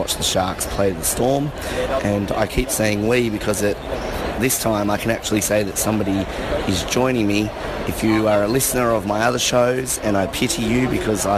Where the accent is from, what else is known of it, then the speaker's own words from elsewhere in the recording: Tasmania, Australia; I come from Tasmania